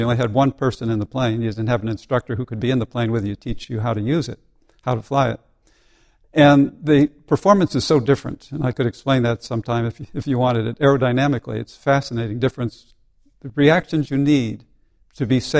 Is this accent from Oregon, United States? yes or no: no; Seymour, Connecticut, United States; Seymour, Connecticut was the place where I grew up